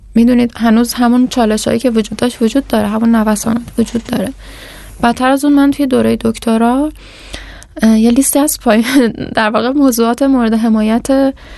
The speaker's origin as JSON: {"language": "Persian", "country": "Iran", "said": "من ایرانی هستم"}